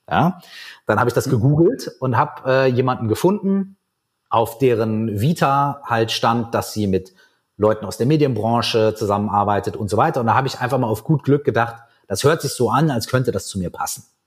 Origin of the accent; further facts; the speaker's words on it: Minden, North Rhine-Westphalia, Germany; now in Berlin, Germany; bei uns in meiner Heimatstadt Minden in Westfalen